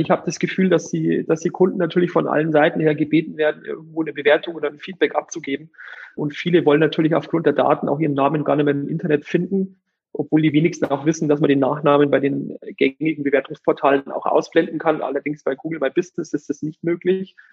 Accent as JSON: {"language": "German", "town": "Eichstätt", "region": "Bavaria", "country": "Germany", "tie": "born or raised there", "also_born_or_lived": "Munich", "said": "ich komme gebürtig aus der Region von Ingolstadt, aus Eichstätt. Das ist fast der Mittelpunkt von Bayern"}